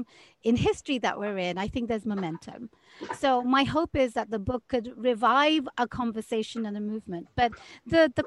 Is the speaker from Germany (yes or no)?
no; United Kingdom; now in Seattle, United States; I am a British transplant in America. I went through the entire immigration process to get my green card and then my citizenship